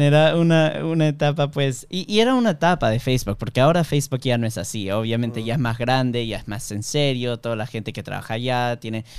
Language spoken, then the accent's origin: Spanish; Miami, Florida, United States; yo nací en Miami, obviamente allá solamente se habla en inglés en el, en el colegio, pero eh, todo el mundo en Miami habla en español